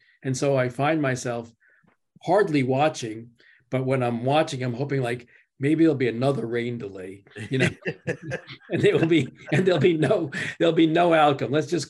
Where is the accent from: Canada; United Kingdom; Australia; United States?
United States; New York; I'm just not allowed by DNA to root for Philadelphia teams as a New Yorker.